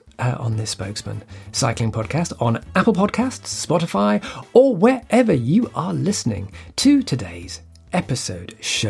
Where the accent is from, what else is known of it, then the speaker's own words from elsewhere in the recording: Newcastle upon Tyne, North East England, United Kingdom; a Newcastle segment, which is my home my hometown